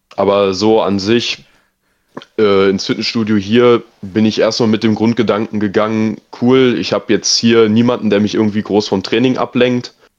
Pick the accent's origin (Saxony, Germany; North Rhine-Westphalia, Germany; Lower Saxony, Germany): North Rhine-Westphalia, Germany; near Dortmund; moved away as an adult; now in Heidenheim, Germany; ich komme aus NRW, Nähe Dortmund